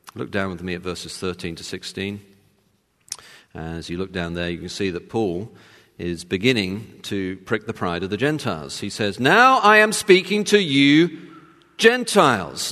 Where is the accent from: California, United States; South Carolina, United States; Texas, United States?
Texas, United States; as you can tell from my accent, I was born in Texas